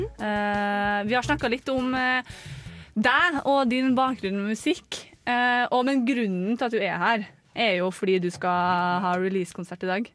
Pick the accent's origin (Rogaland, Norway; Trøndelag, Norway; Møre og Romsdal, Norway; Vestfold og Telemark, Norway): Trøndelag, Norway; North; accent: North Trøndelag dialect; moved away; er jeg nordtrønderdialekta.